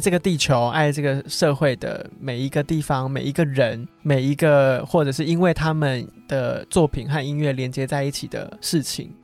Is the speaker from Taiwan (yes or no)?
yes; Taiwan; 在我们台湾人民心中的分量有多重